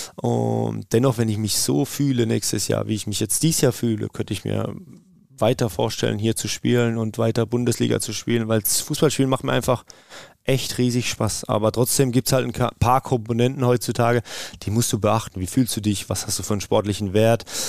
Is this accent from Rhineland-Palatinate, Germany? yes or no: no; Karlsruhe-Heidelberg region, Baden-Württemberg, Germany; moved away as an adult; now in Meerbusch, Germany; wir sind ja ähm, aus der Region Karlsruhe-Heidelberg, aus der Ecke